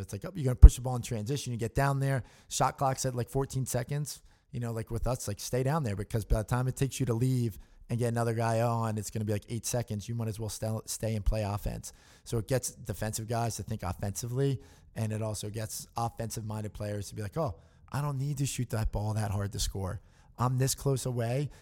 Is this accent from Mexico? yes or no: no; Newtown, Pennsylvania, United States; I'm from Newtown, Pennsylvania